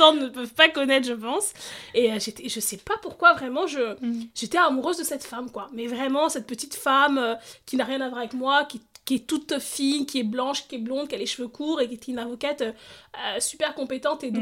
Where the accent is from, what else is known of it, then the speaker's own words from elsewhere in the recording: Stains, Île-de-France, France; je suis née, j'ai grandi en Seine-Saint-Denis